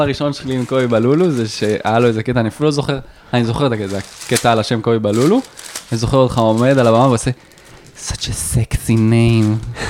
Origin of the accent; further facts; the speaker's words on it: Rosh HaAyin, Central District, Israel; אני מראש העין